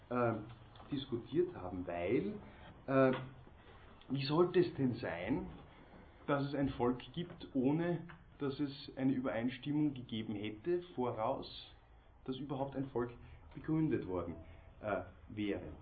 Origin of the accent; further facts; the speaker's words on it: Austria; interessant nur für uns hier als Österreicher, Mitglieder der Europäischen Union